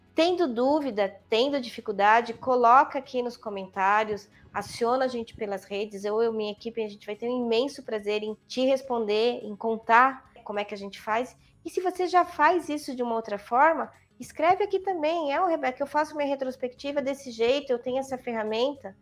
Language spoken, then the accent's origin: Portuguese; São Paulo, Brazil; moved away as an adult; also born or lived in Copacabana, Rio de Janeiro; now in Valinhos, Brazil; eu nasci na maternidade de São Paulo, portanto na Avenida Paulista. Morei a vida toda na Avenida Paulista, né, uma paulistana da gema